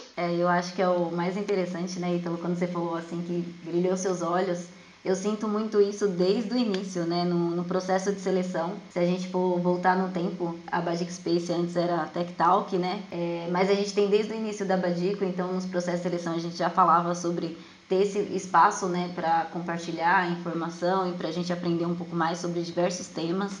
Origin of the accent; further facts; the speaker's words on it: Jandira, São Paulo, Brazil; eu sou de Jandira, São Paulo